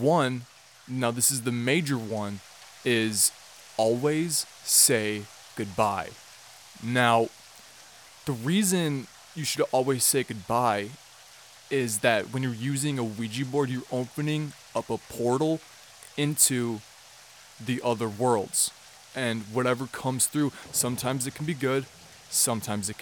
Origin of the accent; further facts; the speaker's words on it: United States; I'm American and I can't speak Spanish